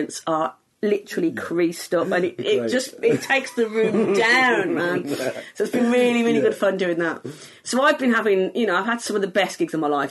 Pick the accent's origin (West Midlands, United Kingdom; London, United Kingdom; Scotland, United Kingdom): West Midlands, United Kingdom; Walsall; accent: Black Country; I'm from near Birmingham, but I'm from the Black Country